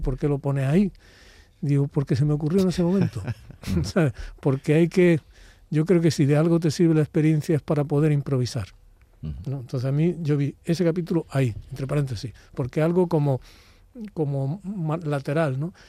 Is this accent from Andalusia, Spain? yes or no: yes; Úbeda, Andalusia, Spain; born or raised there